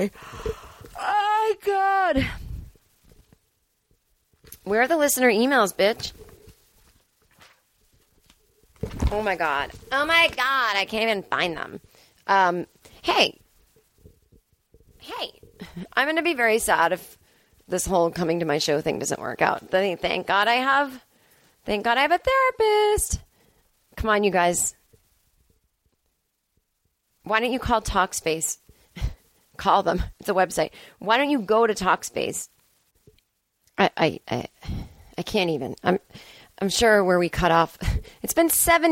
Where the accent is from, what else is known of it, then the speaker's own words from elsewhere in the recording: Boston, Massachusetts, United States; moved away; it's my hometown